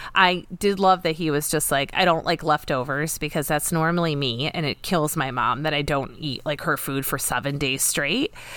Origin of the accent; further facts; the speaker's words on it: United States; growing up in America